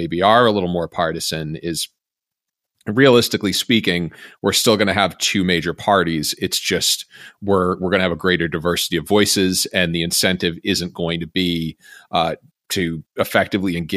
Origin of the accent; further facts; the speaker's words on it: Massachusetts, United States; my home state of Massachusetts